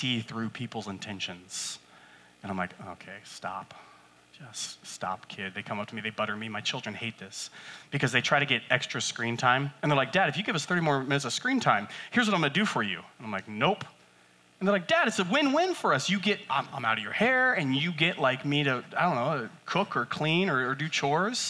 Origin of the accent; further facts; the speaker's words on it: West Coast, United States; I'm from the West Coast.